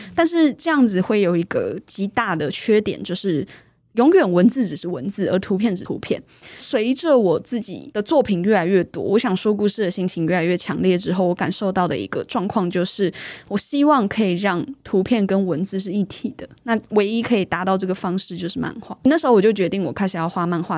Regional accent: Taipei, Taiwan; 我是土生土长的台北人

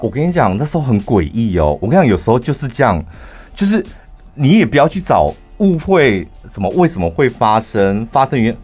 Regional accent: central Taiwan, Taiwan; 我们中部人

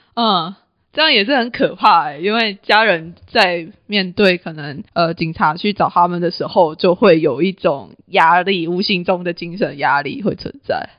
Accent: Taiwan; 我身为一个台湾人

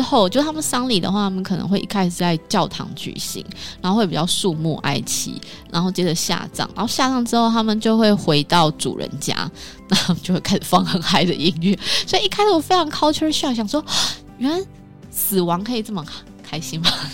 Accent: Taiwan; 就是在台湾一样，我们讲台语

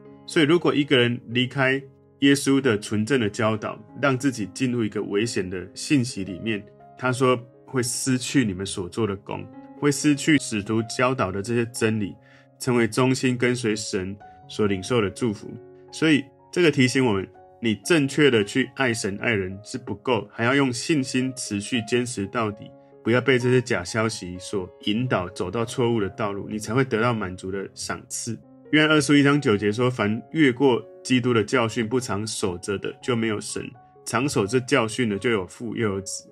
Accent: Taiwan; 其实台湾人很喜欢学习跟上课

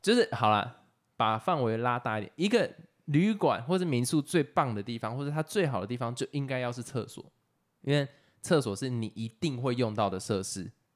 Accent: Taoyuan, Taiwan; moved away; also born or lived in Yilan / Taichung / Pingtung; 我自己是就桃园土生土长

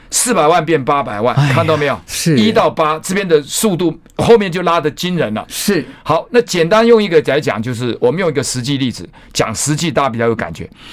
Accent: Taitung, Taitung County, Taiwan; moved away; 我在台东嘛，我故乡在台东，不是台中，台东

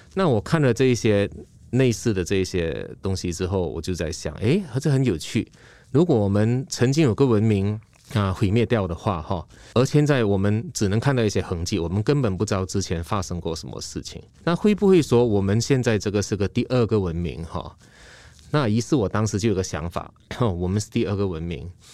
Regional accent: Malaysia; moved away; also born or lived in Taiwan; 我是马来西亚人

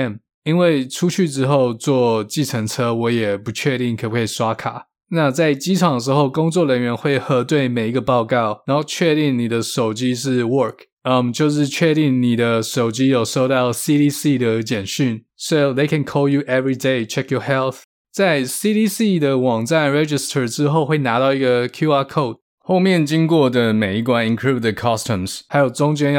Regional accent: Taiwan; Chinese is a second language; moved away as an adult; now in United States; I know you want to ask me why 我的口音听起来不像一点 native. Cause I fucking came to the States when I was 28.

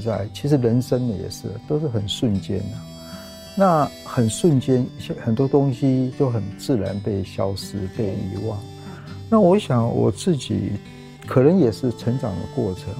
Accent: Taipei, Taiwan; 那我老家在那里

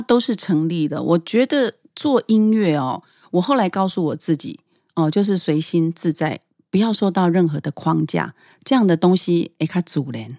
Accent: Taiwan; 因为我们在台湾这个很自由的土地上，其实我父亲哦，是外省人，他是四川人，嗯。这是我的养父。我的母亲是台湾人，哦，是高雄人

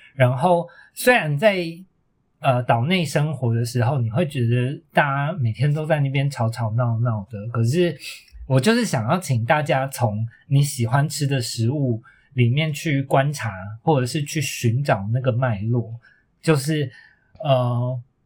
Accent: Taiwan; 我小时候在眷村里面生活

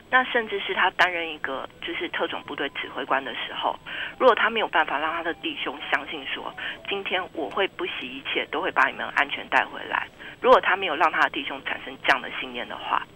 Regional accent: Taiwan; 我们台湾人都很熟悉的麦克阿瑟将军

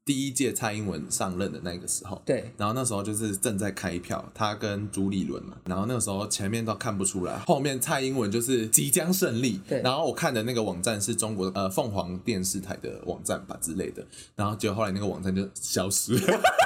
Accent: Taiwan; 他就知道我是台湾人

